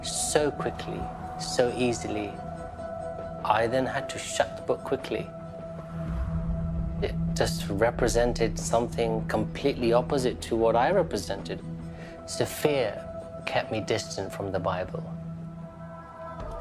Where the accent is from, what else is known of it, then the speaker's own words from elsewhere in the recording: London, United Kingdom; Growing up in London, my parents were Hindus.